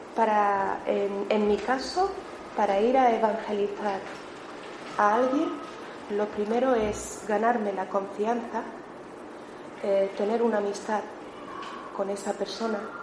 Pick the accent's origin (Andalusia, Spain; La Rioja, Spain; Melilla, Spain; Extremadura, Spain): Melilla, Spain; moved away as an adult; now in Barcelona, Spain; yo soy de Melilla